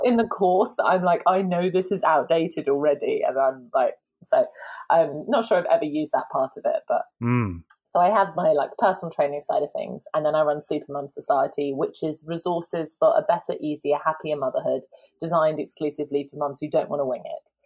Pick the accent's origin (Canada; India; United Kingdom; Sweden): United Kingdom; now in London, United Kingdom; I'm so British. I'm very southern British.